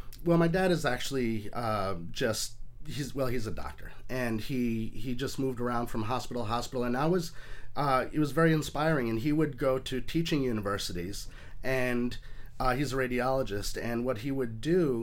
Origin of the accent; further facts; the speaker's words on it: Portland, Oregon, United States; born there; also born or lived in Atlanta / New York City; No, I was born in Portland, Oregon, moved to Atlanta, Georgia. I've sort of moved all over the place, but I was figuring it out. I spent about 24 years in and around New York City, upstate New York, Long Island.